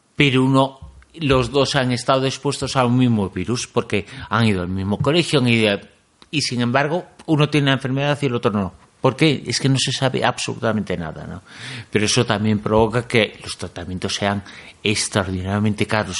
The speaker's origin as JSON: {"language": "Spanish", "region": "Galicia", "country": "Spain", "said": "Yo como soy gallego"}